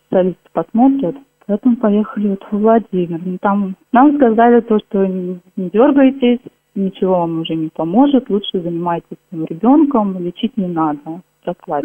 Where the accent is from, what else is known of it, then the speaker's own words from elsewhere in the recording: Kolchugino, Vladimir Oblast, Russia; Наш Кольчугин город небольшой